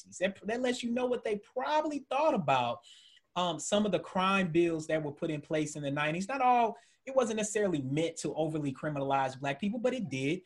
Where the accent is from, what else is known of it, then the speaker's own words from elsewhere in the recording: Georgia, United States; moved away as an adult; also born or lived in Tennessee / Indiana; now in Maryland, United States; as a Southerner being from Tennessee that grew up in Georgia, went to grad school in Indiana